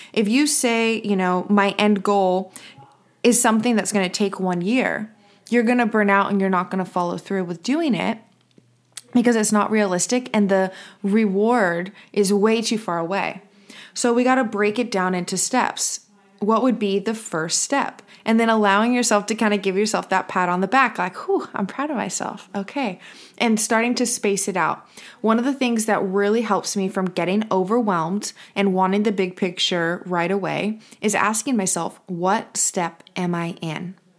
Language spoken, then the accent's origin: English; United States; I'm from the United States